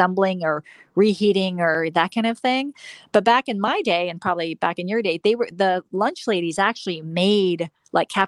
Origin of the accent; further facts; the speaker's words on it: Oregon, United States; I grew up in Oregon